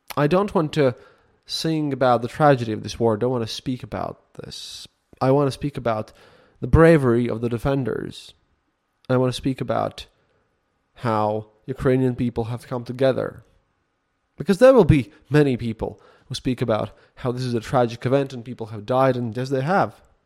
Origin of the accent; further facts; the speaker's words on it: Latvia; English is a second language; English is not my first language.